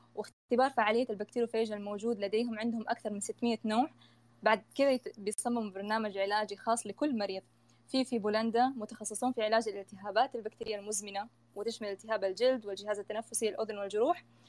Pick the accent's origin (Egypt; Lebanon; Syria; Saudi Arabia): Saudi Arabia; عندنا في السعوديه